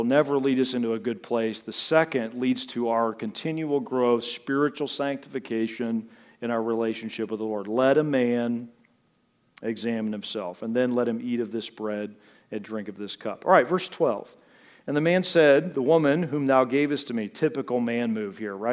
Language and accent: English; United States; I'm from America.